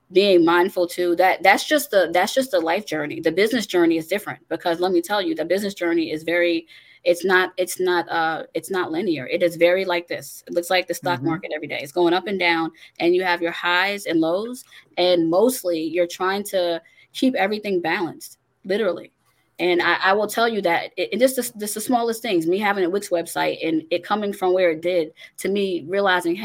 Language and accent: English; Long Island, New York, United States; I was born in New York on Long Island